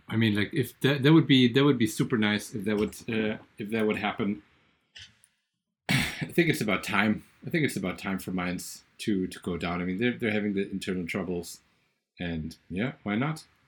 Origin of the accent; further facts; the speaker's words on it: Bad Vilbel, Hesse, Germany; my hometown and the water